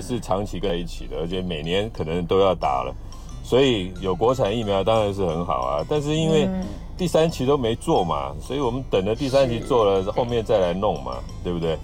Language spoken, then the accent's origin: Chinese; Taiwan; 哦，这就是我们台湾人可悲的地方了。